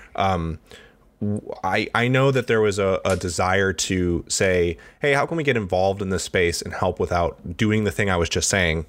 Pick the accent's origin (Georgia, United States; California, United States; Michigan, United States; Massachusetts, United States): Michigan, United States; Detroit; moved away; I'm from Detroit originally